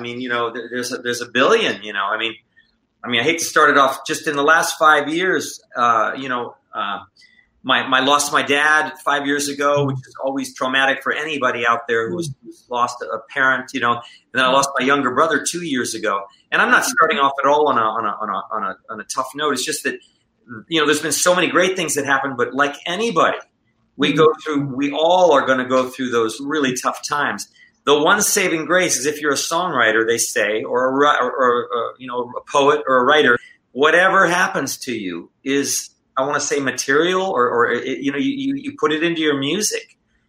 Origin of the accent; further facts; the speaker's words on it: North Carolina, United States; born there; I was born in North Carolina, as you mentioned before. Born in North Carolina, but my mother is Latin.